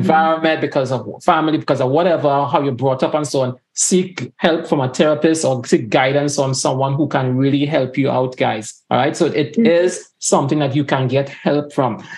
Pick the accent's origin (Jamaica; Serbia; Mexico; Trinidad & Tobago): Trinidad & Tobago; Tobago; growing up in Tobago too